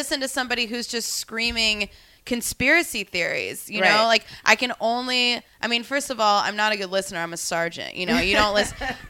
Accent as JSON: {"language": "English", "town": "Tulsa", "region": "Oklahoma", "country": "United States", "tie": "born or raised there", "said": "I grew up Jewish in Tulsa, Oklahoma"}